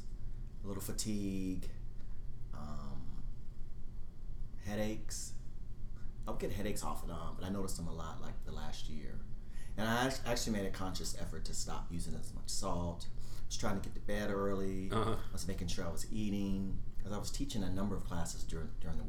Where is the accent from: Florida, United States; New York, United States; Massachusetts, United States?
Florida, United States; Jacksonville; also born or lived in Atlanta, Georgia; now in Los Angeles, United States; I was born and raised in Jacksonville, Florida, and moved here from Atlanta, Georgia